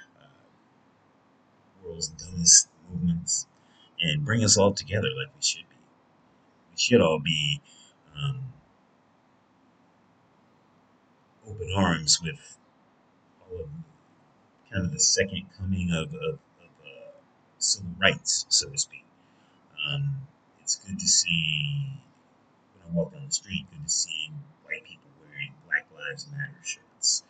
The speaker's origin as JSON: {"language": "English", "country": "United States", "said": "I'm an American"}